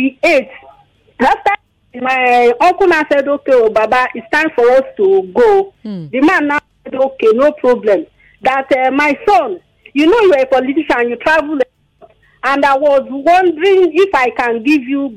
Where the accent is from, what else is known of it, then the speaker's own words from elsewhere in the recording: Delta, Nigeria; now in Agbara, Nigeria; I'm from Delta State